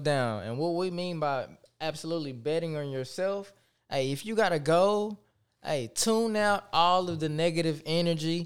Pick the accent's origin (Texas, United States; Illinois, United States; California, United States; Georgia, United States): Texas, United States; Tyler; I am from Tyler, Texas